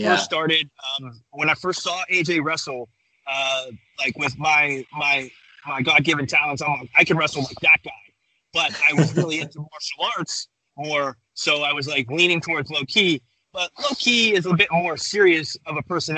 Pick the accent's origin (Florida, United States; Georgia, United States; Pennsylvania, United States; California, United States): Pennsylvania, United States; Pittsburgh; growing up in Pittsburgh